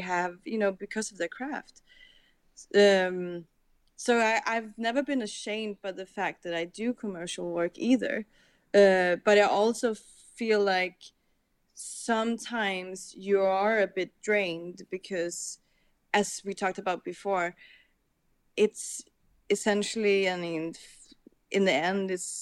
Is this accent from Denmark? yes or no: yes; Copenhagen, Capital Region of Denmark, Denmark; I'm grown up with my parents showing me all these old Danish, because I'm from Copenhagen